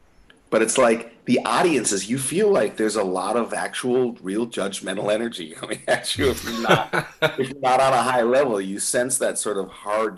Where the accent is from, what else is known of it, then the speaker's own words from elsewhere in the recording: Minneapolis, Minnesota, United States; We're from Minneapolis.